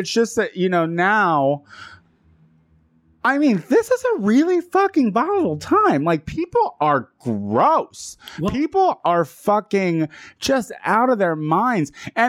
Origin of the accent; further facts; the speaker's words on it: Chicago, Illinois, United States; I mean, I'm from Chicago. That happens.